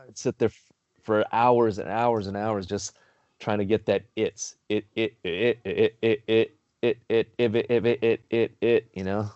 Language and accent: English; Carson, California, United States; I grew up in Carson